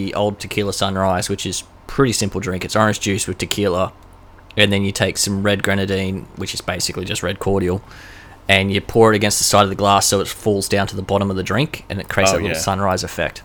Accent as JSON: {"language": "English", "region": "Queensland", "country": "Australia", "said": "I am from Queensland"}